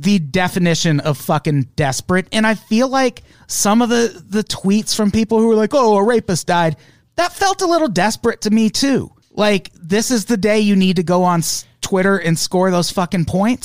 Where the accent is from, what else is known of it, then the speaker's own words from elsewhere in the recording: Illinois, United States; moved away; I grew up in Illinois